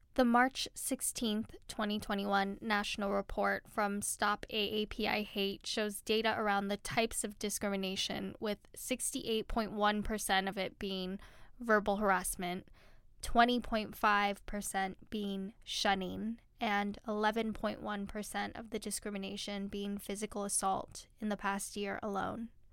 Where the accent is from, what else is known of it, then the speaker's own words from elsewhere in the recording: California, United States; I'm a Filipino American woman who has her roots in California